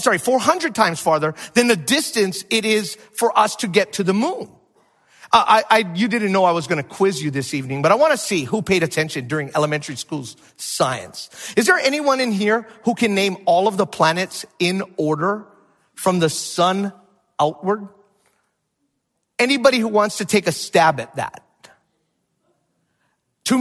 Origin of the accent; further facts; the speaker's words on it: Hawaii, United States; moved away; also born or lived in Minnesota; I'm from Hawaii.